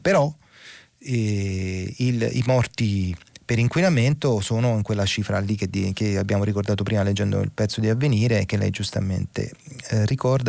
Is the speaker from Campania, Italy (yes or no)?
yes; Naples, Campania, Italy; da concittadino, sono napoletano anch'io